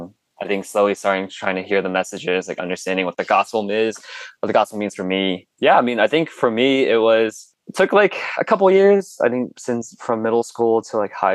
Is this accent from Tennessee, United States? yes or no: no; Danville, California, United States; also born or lived in Chongqing, China / Hong Kong / Hercules, California; first lived in Hercules for like a couple years, and then my parents wanted to move to like an area with a little bit better education. So made out here to Danville, and I've been living in this home for like the last 15